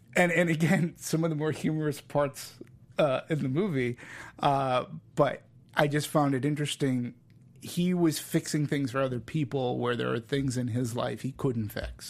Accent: Peabody, Massachusetts, United States; now in California, United States; I'm from Boston. I live, I, from a town called Peabody, which is no more but a half hour or so away from Manchester

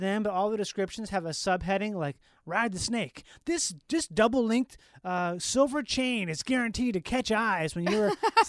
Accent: Minnesota, United States; moved away; Yeah, I'm from Minnesota. I grew up there.

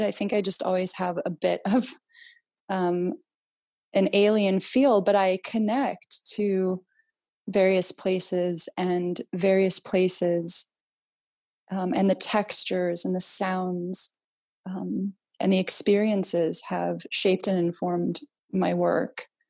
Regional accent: United States; also born or lived in Greece; I was born in uh, the United States

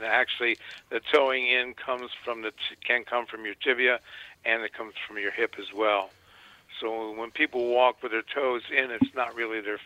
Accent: Washington, District of Columbia, United States; moved away as an adult; also born or lived in New York City; I grew up actually in Washington, D.C. Where I was born

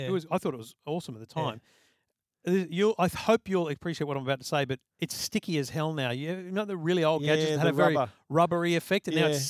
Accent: Queensland, Australia; now in Sydney, Australia; as a kid, as a Queenslander.

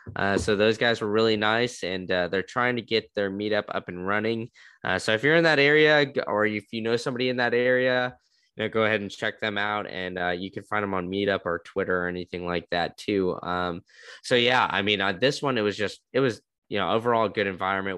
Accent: Austin, Texas, United States; moved away; I grew up in Austin

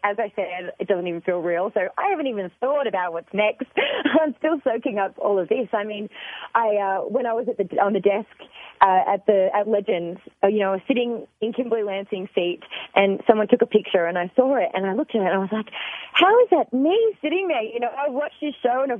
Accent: Australia; I'm from Australia

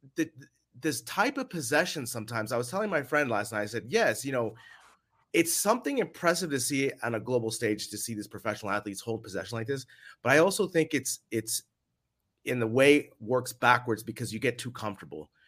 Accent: United States; now in Madrid, Spain; As an American living abroad

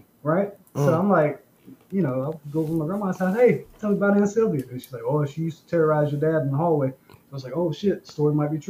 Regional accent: North Carolina, United States; I'm from North Carolina. I don't know if you guys know about North Carolina, but it's farmland.

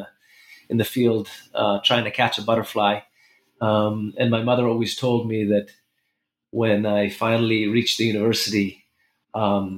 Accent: Jerusalem, Jerusalem District, Israel; also born or lived in New York City, United States; I was born in Jerusalem about 46 years ago.

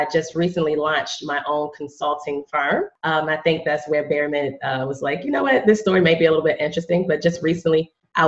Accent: Richmond, Virginia, United States; moved away as an adult; also born or lived in Iowa / Greensboro; I'm from Richmond. I'm from Richmond, Virginia

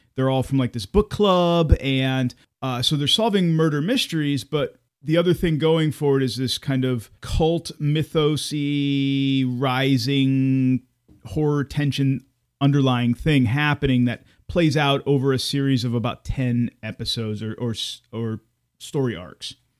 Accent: United States; as an American

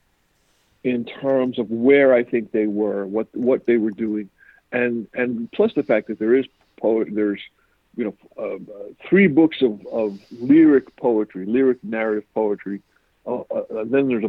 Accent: New York City, New York, United States; also born or lived in Zaire; I grew up in Queens, New York

